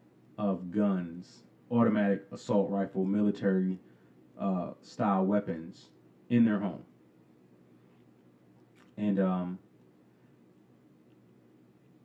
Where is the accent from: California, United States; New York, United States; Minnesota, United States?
New York, United States; New York City; I remember growing up in New York, and it wasn't, you know, my parents didn't allow us to go to the two movie theaters in our location in Queens